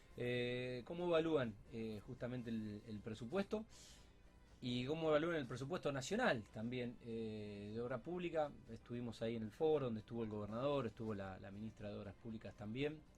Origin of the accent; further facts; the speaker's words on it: Rosario, Santa Fe, Argentina; soy Rosarino